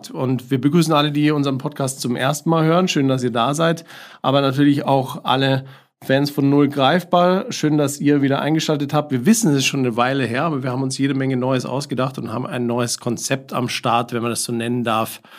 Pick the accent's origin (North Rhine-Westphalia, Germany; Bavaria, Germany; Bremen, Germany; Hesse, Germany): Bavaria, Germany; born there; accent: Lower Bavarian; now in Munich, Germany; lebe in München schon sehr, sehr lange, bin aber eigentlich gebürtiger Niederbayer, den man mir nicht mehr anhört.